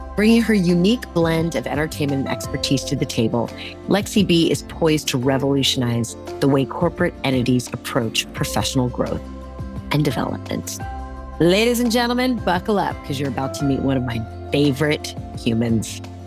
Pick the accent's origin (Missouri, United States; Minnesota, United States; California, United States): California, United States; I grew up in California